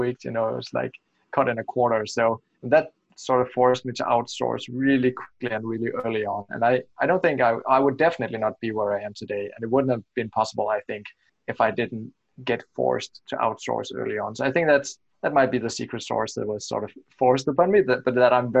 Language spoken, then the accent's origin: English; Denmark; I'm from Denmark and I create websites for the US traffic or US visitors